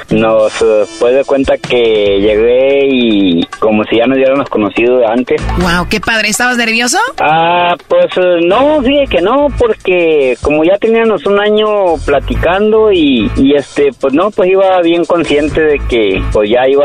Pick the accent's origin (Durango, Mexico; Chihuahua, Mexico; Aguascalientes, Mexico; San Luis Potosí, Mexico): Durango, Mexico; yo soy de Durango.